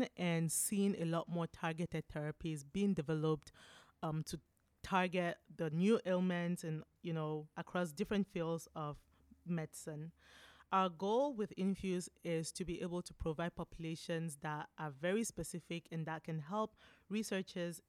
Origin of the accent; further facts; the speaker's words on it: Cameroon; first language French; English is a second language; moved away; I am from Cameroon in Africa